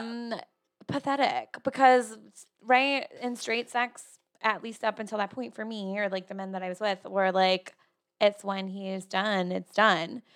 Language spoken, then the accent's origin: English; New Jersey, United States; moved away as an adult; now in Austin, United States; I'm from Jersey